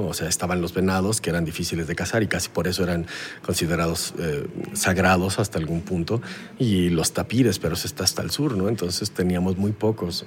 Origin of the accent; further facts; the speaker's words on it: Mexico; yo soy de México